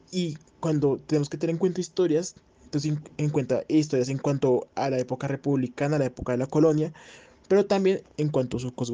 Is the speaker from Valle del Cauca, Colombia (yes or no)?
no; Bogotá, Colombia; tengo 21 años, estudio en la Universidad del Rosario y eh, soy de Bogotá, Colombia.